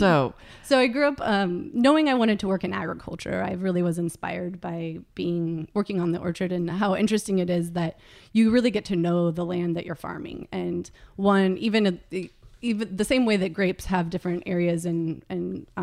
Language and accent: English; California, United States; I was born in California, and I've lived in California my whole life